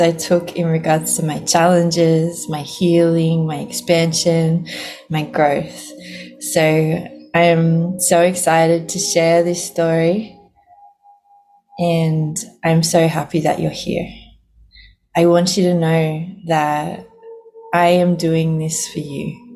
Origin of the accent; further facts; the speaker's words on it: Sydney, New South Wales, Australia; I'm originally from Sydney in Australia